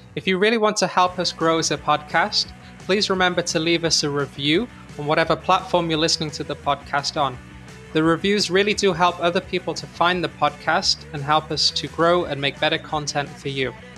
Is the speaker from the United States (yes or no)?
no; United Kingdom; as a British person